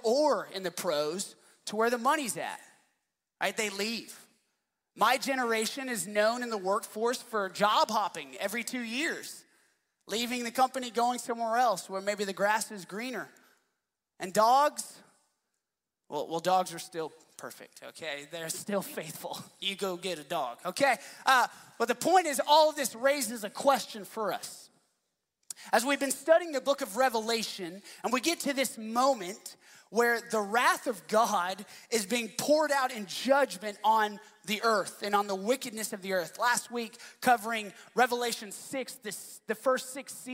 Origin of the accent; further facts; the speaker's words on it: Dallas, Texas, United States; I grew up in Dallas